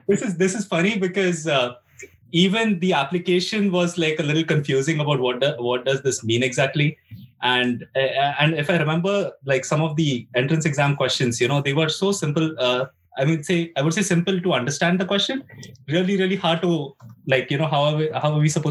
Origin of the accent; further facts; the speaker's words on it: India; moved away as an adult; now in Finland; I'm from India